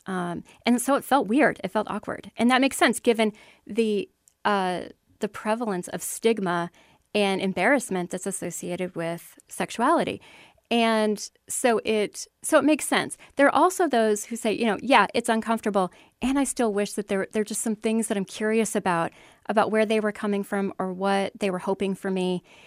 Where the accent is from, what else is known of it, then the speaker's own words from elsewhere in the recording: Iowa, United States; born and raised in Iowa